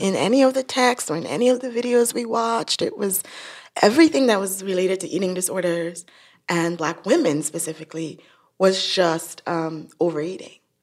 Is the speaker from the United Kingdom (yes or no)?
no; Nigeria; moved away; I'm from Nigeria